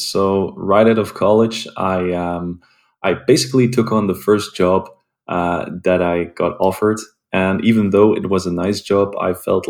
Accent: Belgium; I'm based in Belgium, and I was born and raised in Belgium as well.

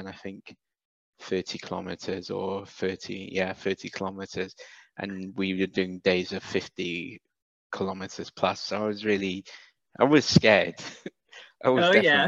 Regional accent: Wales, United Kingdom; accent: British; moved away as an adult; also born or lived in Sierra Leone / Nigeria; now in Dakar, Senegal; Dakar, Senegal. But I grew up in Wales.

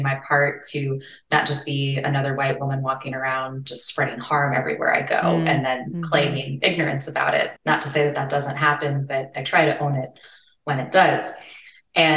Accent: New Orleans, Louisiana, United States; moved away; I made a huge decision to move back to my hometown of New Orleans

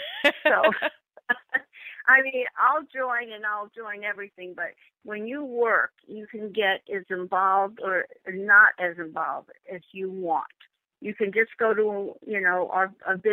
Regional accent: New York, United States; also born or lived in Los Angeles / Temecula; now in Riverside, United States; I moved from California, from New York to L.A.

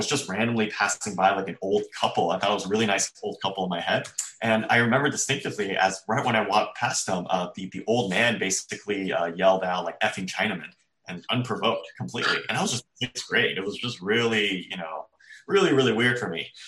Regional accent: Bay Area, California, United States; I grew up in the Bay Area to Chinese immigrant parents who came here

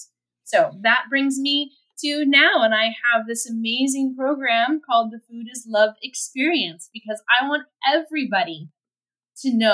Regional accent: United States; moved away as an adult; I'm still an American

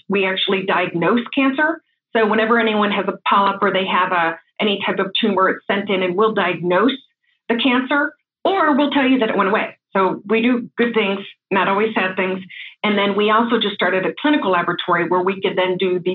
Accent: Corning, New York, United States; moved away; I'm actually originally from the East Coast, from a small town in New York called Corning, New York

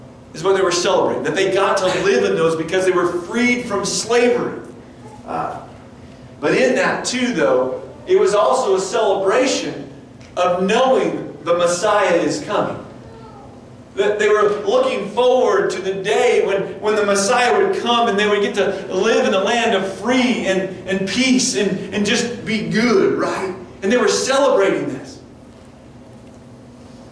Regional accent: Front Range of Colorado, United States; I grew up on the Front Range of Colorado

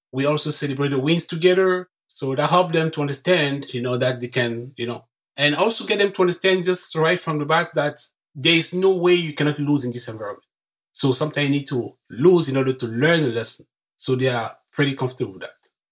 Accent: Cameroon; English is a second language; moved away as an adult; now in Canada; I was born and raised in Cameroon, and I came to Canada in 2005

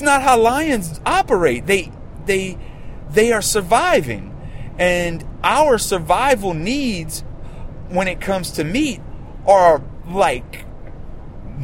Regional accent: Louisiana, United States; my home state of Louisiana

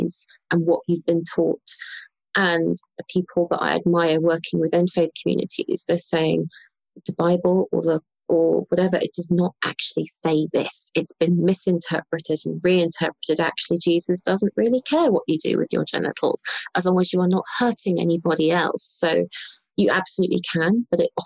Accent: London, United Kingdom; And so I'm British. I grew up in London.

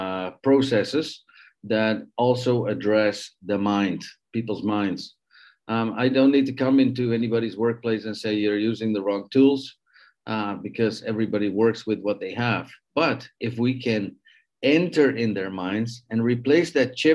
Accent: Netherlands; also born or lived in Canada; now in Mexico; I'm a Dutch Canadian living in Mexico, meaning I was born in the Netherlands, and at a certain age, I left the Netherlands to go find fame and fortune in other places in the world

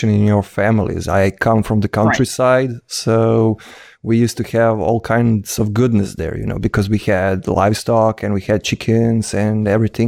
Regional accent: Croatia; English is a second language; I'm from Croatia.

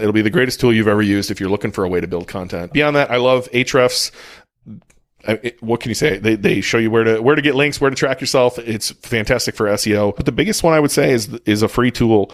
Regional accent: United States; I'm American.

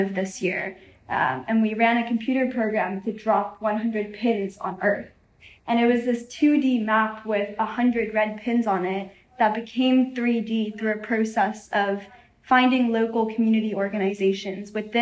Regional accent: Seoul, South Korea; moved away; I'm from Seoul originally

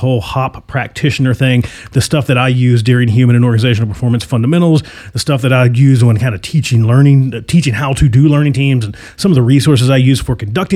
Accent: Virginia, United States; now in Arizona, United States; I'm from Virginia.

